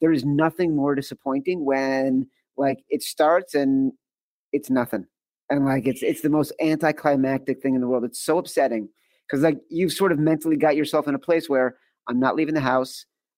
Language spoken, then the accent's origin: English; Chicago, Illinois, United States; also born or lived in East Coast; As a Chicagoan and then someone who mm-hmm. has spent his entire adult life living on the East Coast